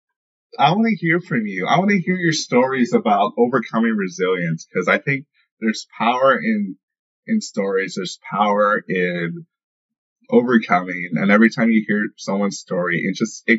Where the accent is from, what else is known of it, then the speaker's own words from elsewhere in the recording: St. Louis, Missouri, United States; I'm from the St. Louis area